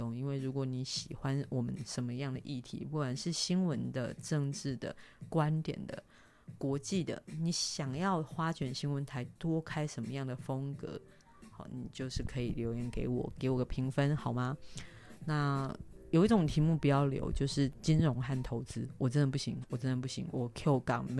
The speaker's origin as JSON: {"language": "Chinese", "country": "Taiwan", "said": "那你要很大声的说，我我台湾人，我台湾人这样子。"}